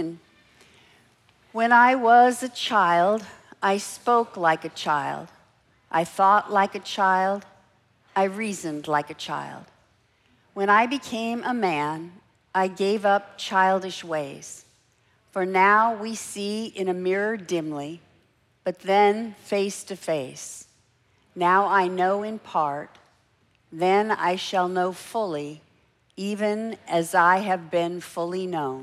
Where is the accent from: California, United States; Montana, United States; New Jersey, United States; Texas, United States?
California, United States; Los Angeles; I grew up in Los Angeles